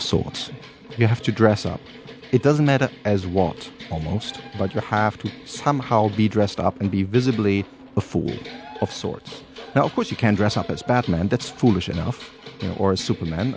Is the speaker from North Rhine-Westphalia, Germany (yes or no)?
yes; Cologne, North Rhine-Westphalia, Germany; born or raised there